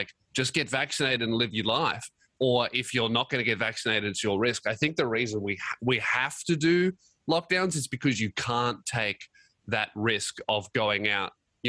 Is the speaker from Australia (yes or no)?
yes; Australia